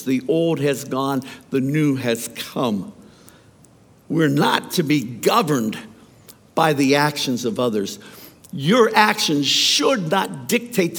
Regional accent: Youngstown, Ohio, United States; I grew up in Youngstown, Ohio, at a time when Youngstown, Ohio was pretty rough.

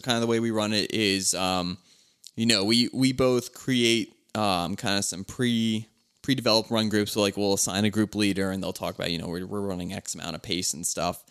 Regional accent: Philadelphia, Pennsylvania, United States; I'm from Philly

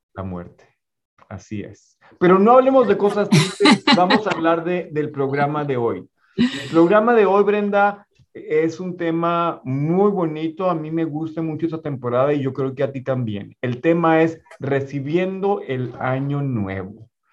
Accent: Ciudad Juárez, Chihuahua, Mexico; moved away; la ciudad de donde soy originario, que es Ciudad Juárez, Chihuahua.

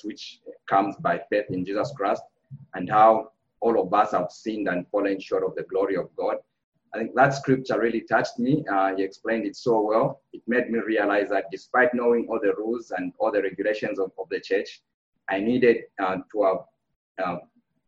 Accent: Copperbelt Province, Zambia; moved away; I was born in Zambia, and I grew up in Zambia on the Copper Belt of Zambia.

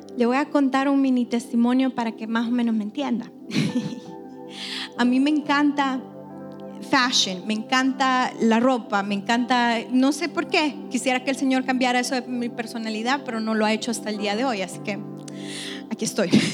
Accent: El Salvador; soy bien salvadoreña en eso

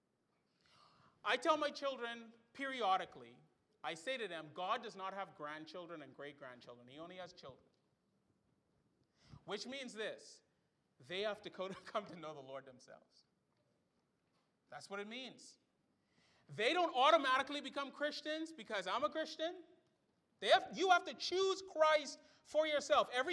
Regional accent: Bahamas; I grew up in the Bahamas

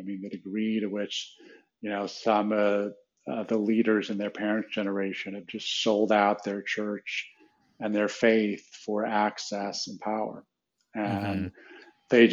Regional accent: Wheaton, Illinois, United States; my hometown of Wheaton, Illinois

